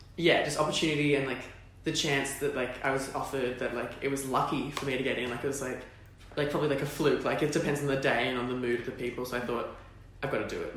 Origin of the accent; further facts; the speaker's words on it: Sydney, New South Wales, Australia; moved away as an adult; also born or lived in Perth; I was from Sydney